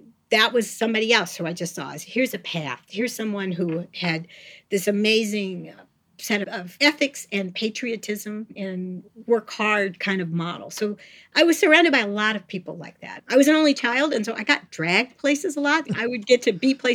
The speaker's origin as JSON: {"language": "English", "town": "St. Louis", "region": "Missouri", "country": "United States", "tie": "born or raised there", "said": "I was born in St. Louis, Missouri"}